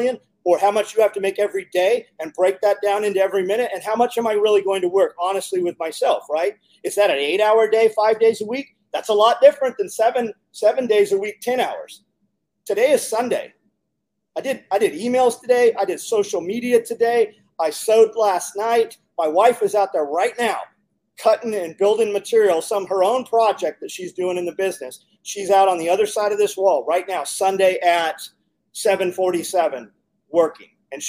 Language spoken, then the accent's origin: English; California, United States; moved away; We came from California 15 years ago.